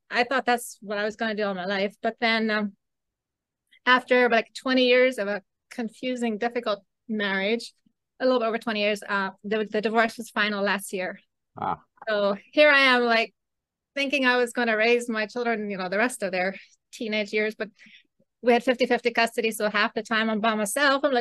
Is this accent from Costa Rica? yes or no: yes; Costa Rica; also born or lived in Belize; So, anyways, when I was six, we moved to Costa Rica. So that's where I grew up